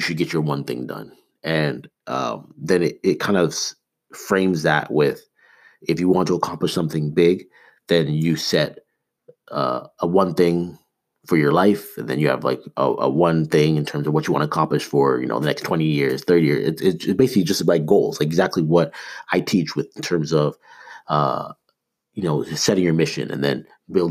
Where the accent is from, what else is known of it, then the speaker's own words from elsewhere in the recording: Toronto, Ontario, Canada; growing up in Toronto